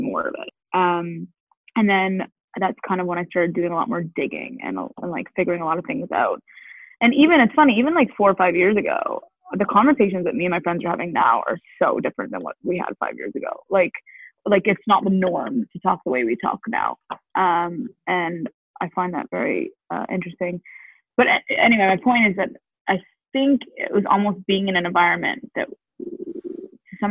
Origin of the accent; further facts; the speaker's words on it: Canada; moved away; I'm actually Canadian